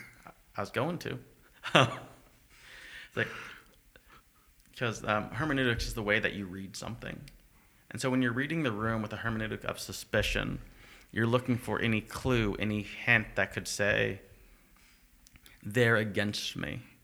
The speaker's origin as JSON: {"language": "English", "country": "United States", "moved": "yes", "lives_now": "Canada", "said": "I'm from America, because I'm white"}